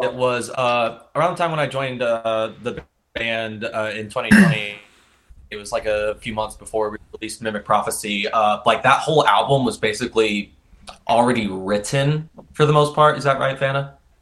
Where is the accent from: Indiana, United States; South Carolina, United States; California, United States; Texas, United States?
Indiana, United States; Indianapolis; from Indianapolis, Indiana.